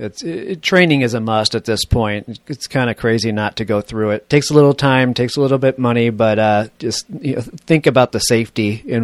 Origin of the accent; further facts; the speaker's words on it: Connecticut, United States; when I grew up in Connecticut